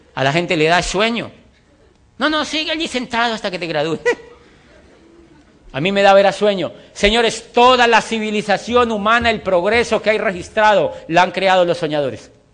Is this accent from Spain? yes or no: no; Colombia; also born or lived in Popayán, Colombia / Europe; yo estoy feliz en mi país. Me siento orgulloso de vivir en mi país.